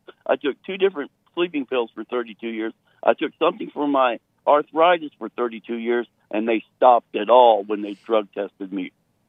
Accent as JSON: {"language": "English", "region": "Florida", "country": "United States", "said": "Well, I'm actually really from Florida."}